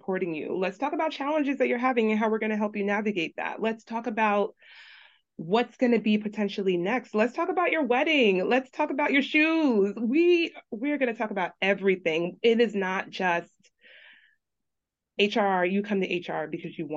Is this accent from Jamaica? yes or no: yes; Jamaica; also born or lived in Brooklyn, New York, United States; now in Long Island, New York, United States; we grew up in Jamaica at very humble beginnings